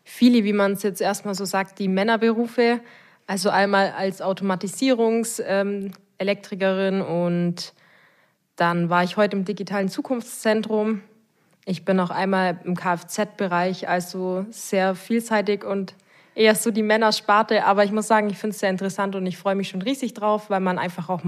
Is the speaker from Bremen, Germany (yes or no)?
no; Augsburg, Bavaria, Germany; Ich komme aus Augsburg. Ich bin dort groß geworden